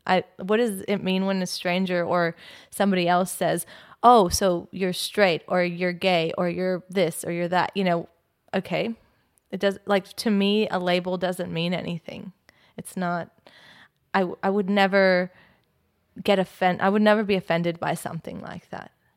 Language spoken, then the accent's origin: English; California, United States; now in Australia; I'm from California